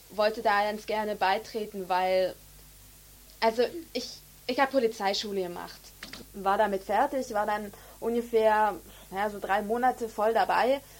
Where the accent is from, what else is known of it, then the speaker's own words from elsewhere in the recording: Berlin, Germany; Ich, ähm, ich bin aus Berlin. Hört man ja wahrscheinlich.